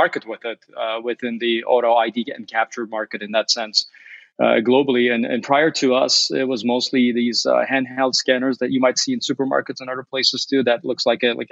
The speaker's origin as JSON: {"language": "English", "town": "Chicago", "region": "Illinois", "country": "United States", "said": "Our North America headquarters here is in Chicago, or that's where I'm at right now. And also, I should note very briefly that as a Chicagoan, I'm a pizza snob as well"}